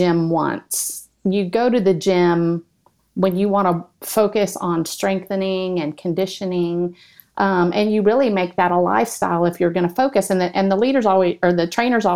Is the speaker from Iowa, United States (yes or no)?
no; Texas, United States; now in Oklahoma, United States; I'm from Texas, but I live in Oklahoma